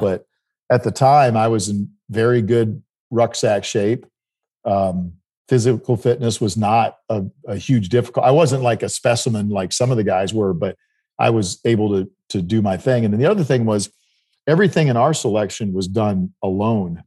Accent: South Dakota, United States; where I grew up in South Dakota

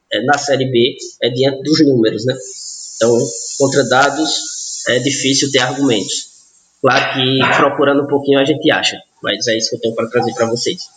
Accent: Northeast Region, Brazil; Nós que somos nordestinos, né, em geral, as equipes nordestinas fazem uma festa muito bacana dentro dos estádios

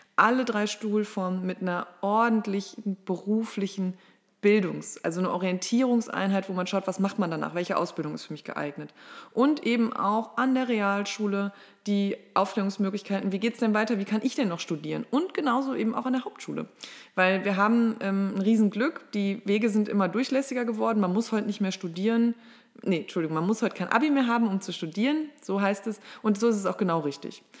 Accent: Mülheim an der Ruhr, North Rhine-Westphalia, Germany; moved away as an adult; now in Marburg, Germany; ich komme aus Mülheim an der Ruhr. Das liegt in NRW zwischen Essen, Oberhausen und Duisburg und bin dort die Tochter einer alleinerziehenden Mutter groß geworden

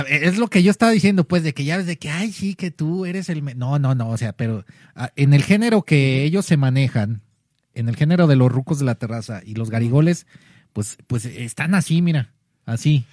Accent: Guadalajara, Jalisco, Mexico; lo que somos los tapatíos

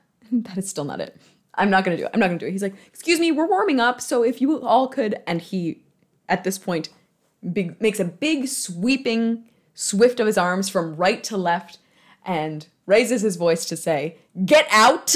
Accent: Michigan, United States; I'm from Michigan, so, like, Motown was something I was raised on

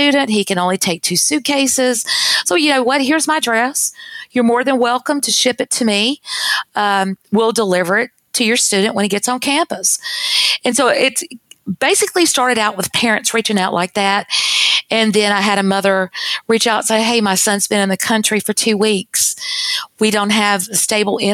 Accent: North Carolina, United States; moved away as an adult; now in Texas, United States; my home state is North Carolina

